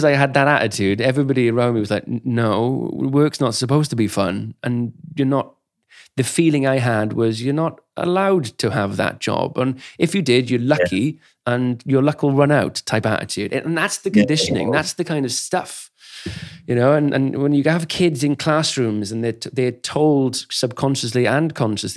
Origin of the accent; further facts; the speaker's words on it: Wales, United Kingdom; I grew up in Wales, pretty much all of Wales